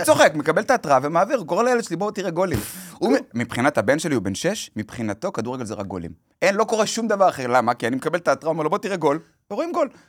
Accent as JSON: {"language": "Hebrew", "town": "Kfar Saba", "region": "Central District", "country": "Israel", "tie": "born or raised there", "said": "בכפר סבא, אליצור כפר סבא, הייתי משחק כדורסל בתור ילד, והייתי משחק במכבי כפר סבא"}